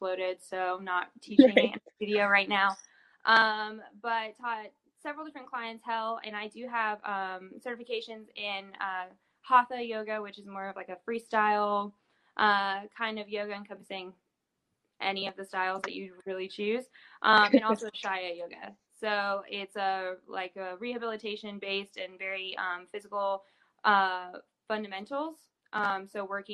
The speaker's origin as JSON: {"language": "English", "region": "West Virginia", "country": "United States", "also_born_or_lived": "Maine", "moved": "yes", "lives_now": "Louisville, United States", "said": "I'm originally from West Virginia, and both of my parents are physical therapists"}